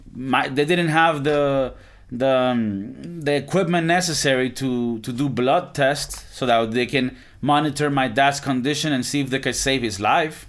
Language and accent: English; Valencia, Carabobo, Venezuela; moved away; my hometown in Venezuela. I'm from Valencia, Venezuela.